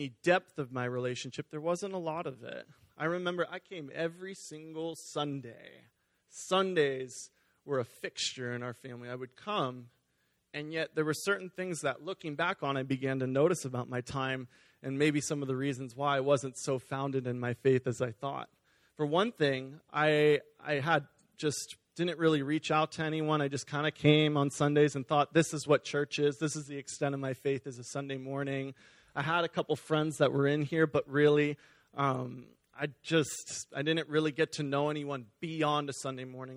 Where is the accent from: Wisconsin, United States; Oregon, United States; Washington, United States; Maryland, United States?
Oregon, United States; Beaverton; also born or lived in California; we moved up here, and I've been attending Beaverton Foursquare actually my entire life since I was 4 years old